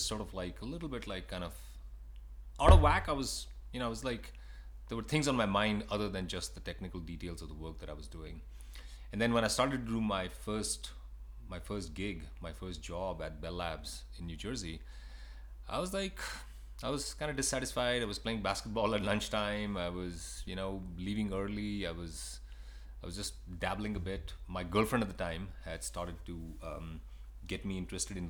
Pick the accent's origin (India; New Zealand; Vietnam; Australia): India; moved away as an adult; now in United States; I was born in India, and I moved to the States when I was 20 years old.